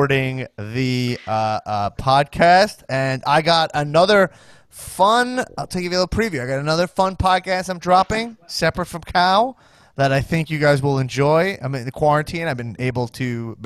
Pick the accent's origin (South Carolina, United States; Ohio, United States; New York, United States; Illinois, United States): New York, United States; Roslyn Heights; I grew up in Roslyn Heights, but I went to the school, like, the border